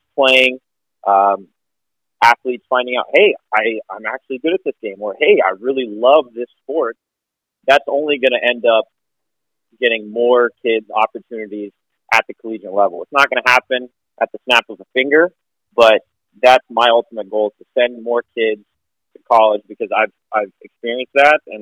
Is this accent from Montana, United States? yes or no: yes; Whitefish, Montana, United States; also born or lived in Washington; I was born and raised in Whitefish